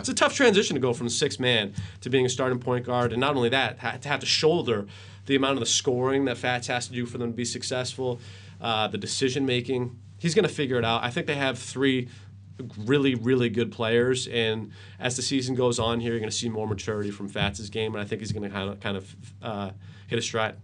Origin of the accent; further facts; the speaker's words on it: Worcester, Massachusetts, United States; grew up in Worcester. I was born in Worcester